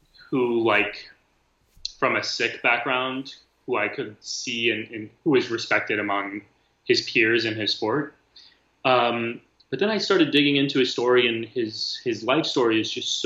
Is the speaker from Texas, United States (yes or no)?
yes; South Texas, United States; I grew up in South Texas